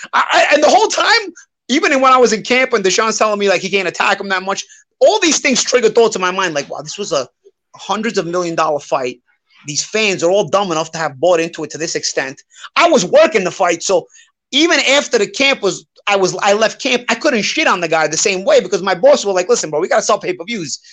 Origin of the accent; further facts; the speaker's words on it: New York City, New York, United States; I'm from Brooklyn